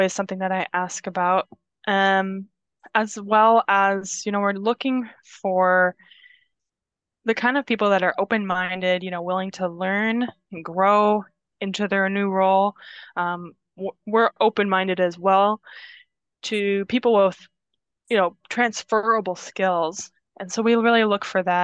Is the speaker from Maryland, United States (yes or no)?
no; Indiana, United States; moved away as an adult; also born or lived in Minnesota; now in Wisconsin, United States; I was in Minnesota for several years, as I said, doing school, but I'm originally from Indiana, where I moved back to after school. So relocated here to Wisconsin from there